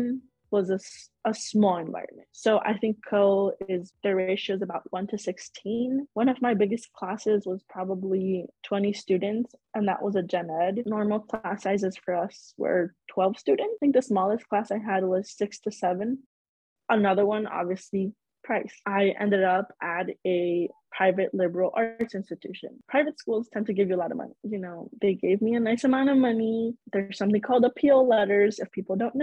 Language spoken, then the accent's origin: English; Chicago, Illinois, United States; also born or lived in Cedar Rapids, Iowa; I am born and raised in Chicago.